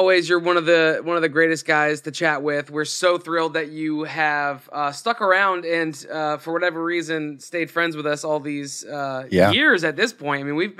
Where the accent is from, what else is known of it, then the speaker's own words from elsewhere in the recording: Scotland, United Kingdom; I'm from Scotland, man.